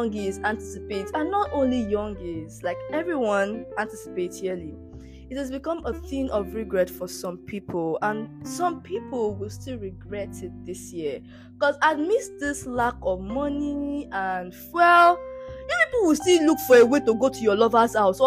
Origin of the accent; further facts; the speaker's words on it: Nigeria; even being a Nigerian